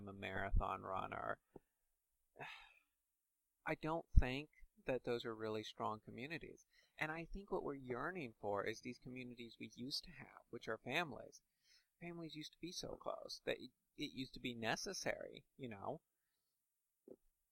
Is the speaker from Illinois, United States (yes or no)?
no; Indiana, United States; I'm from Indiana, that means I'm part of the Indiana community.